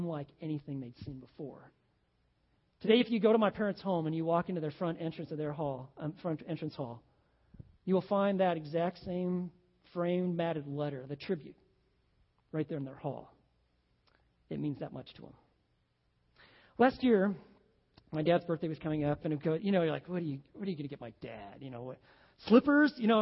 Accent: Oregon, United States; we're from Oregon

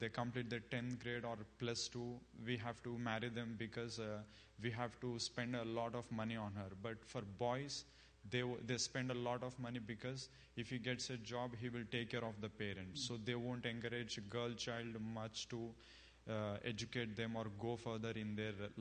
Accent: India; moved away as an adult; now in United States; I'm from India. And I came to States to pursue my master's

